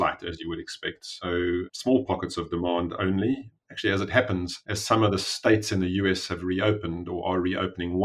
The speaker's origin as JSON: {"language": "English", "country": "South Africa", "tie": "born or raised there", "also_born_or_lived": "Cambridge / Johannesburg", "said": "I am a South African. I grew up in South Africa"}